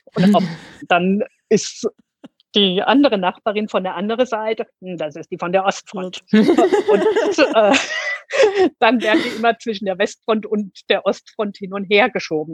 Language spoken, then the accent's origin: German; Germany; hier bei uns in Deutschland